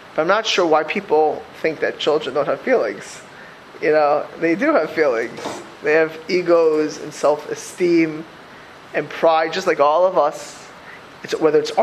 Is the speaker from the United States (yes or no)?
yes; South Florida, United States; moved away; also born or lived in Lakewood, New Jersey / Philadelphia; I grew up in South Florida